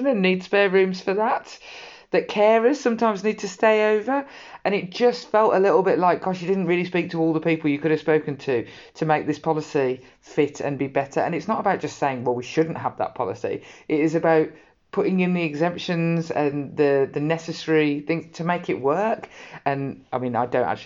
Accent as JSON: {"language": "English", "town": "Birmingham", "region": "West Midlands", "country": "United Kingdom", "said": "I come from Birmingham, the farthest away from the sea."}